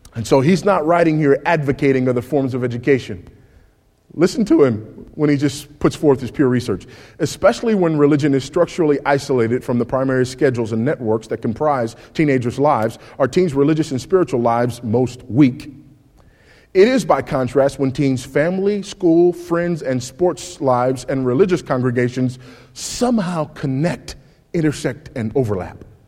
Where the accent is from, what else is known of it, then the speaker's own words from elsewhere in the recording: California, United States; my home state of California